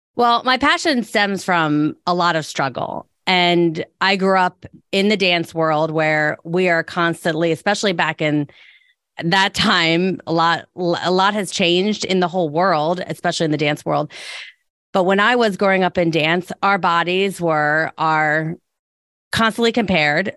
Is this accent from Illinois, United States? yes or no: no; Delaware County, Pennsylvania, United States; also born or lived in Philadelphia; being from Delco and being back in Delco